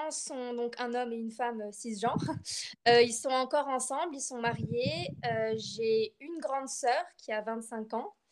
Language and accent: French; Bordeaux, Nouvelle-Aquitaine, France; moved away as an adult; now in Limoges, France; Euh, voilà, je suis française, je suis bordelaise plus précisément. Et actuellement, je, je fais mes études sur Limoges.